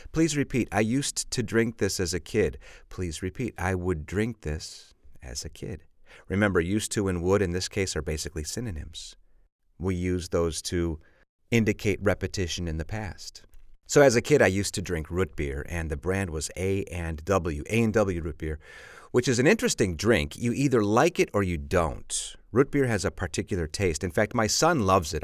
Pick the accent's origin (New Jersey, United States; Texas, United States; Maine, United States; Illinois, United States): Illinois, United States; Chicago; I'm from Chicago, and of course, Chicago is on Lake Michigan